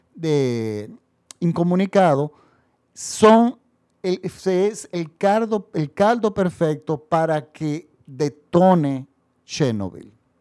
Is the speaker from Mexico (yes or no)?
no; Dominican Republic; nosotros recibíamos las noticias internacionales en mi país, en la República Dominicana